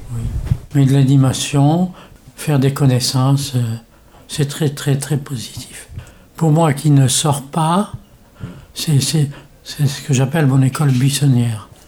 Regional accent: Morocco; now in France; je suis né euh, au Maroc, et mon père importait des instruments de musique

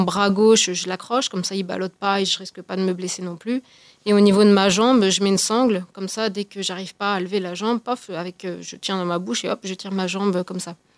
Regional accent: Haute-Savoie, Auvergne-Rhône-Alpes, France; je suis de Haute-Savoie

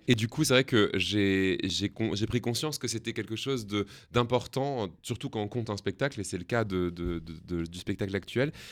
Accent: Alsace, Grand Est, France; je viens d'Alsace

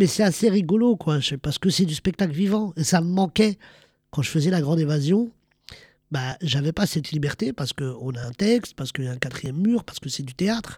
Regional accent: France; Je suis un Français d'origine marocaine qui est fier de ses origines, qui est fier du Maroc

